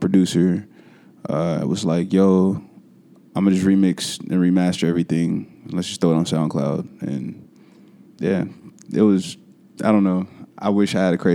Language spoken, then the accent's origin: English; Kansas City, Kansas, United States; I'm from Kansas, so Kansas City, Kansas